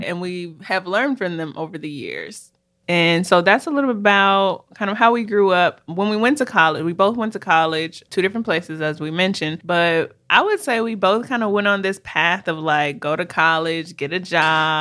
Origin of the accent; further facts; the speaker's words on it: Minneapolis, Minnesota, United States; moved away as an adult; also born or lived in Washington, D.C.; we're actually sisters, and we were born and raised in Minneapolis, Minnesota